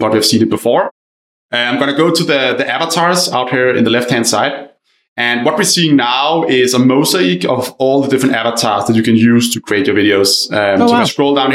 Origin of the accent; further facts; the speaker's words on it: Denmark; English is a second language; moved away; I'm Danish originally, for anyone wondering where my accent is from